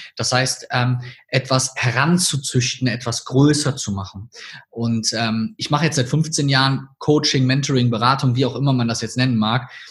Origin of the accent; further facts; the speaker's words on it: North Rhine-Westphalia, Germany; accent: Rhineland (half Cologne); Ich sage das mal in meinem Akzent vielleicht hier so aus dem Rheinland